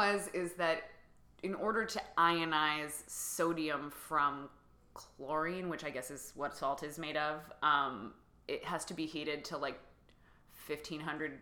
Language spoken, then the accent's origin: English; Virginia, United States; moved away as an adult; now in New York, United States; I grew up in Virginia, but I have lived in New York since I was 18